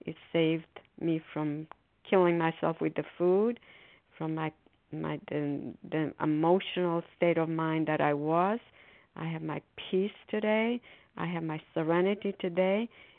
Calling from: Foxborough, Massachusetts, United States; calling from Foxborough, Massachusetts.

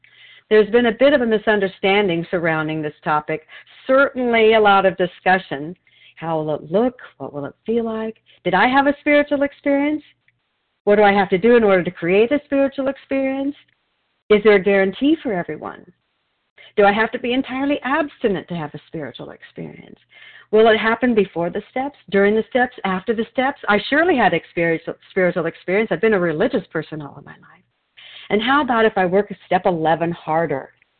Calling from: Wilsonville, Oregon, United States; I'm a recovered compulsive overeater, and I'm calling from Wilsonville, Oregon.

